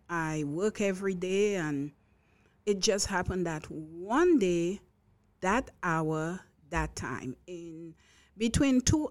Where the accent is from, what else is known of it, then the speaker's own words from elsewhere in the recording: St. Lucia; now in Long Island, United States; I'm from St. Lucia. It's a Caribbean island. One would say it's a small Caribbean island. I say it's as big as our heart